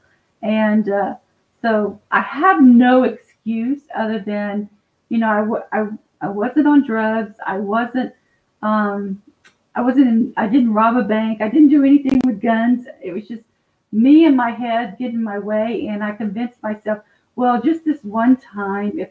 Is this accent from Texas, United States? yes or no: yes; Dallas, Texas, United States; now in Fort Worth, United States; I'm out of Fort Worth, Texas. I was born and raised in Dallas